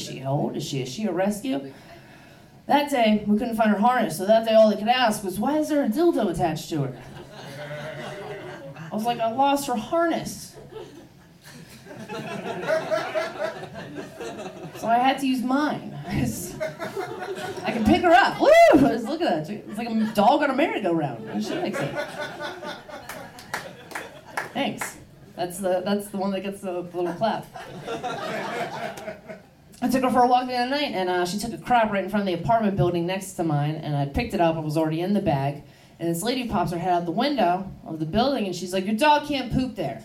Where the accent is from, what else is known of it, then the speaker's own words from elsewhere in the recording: Baltimore, Maryland, United States; moved away; I am from Baltimore. It is a rough place.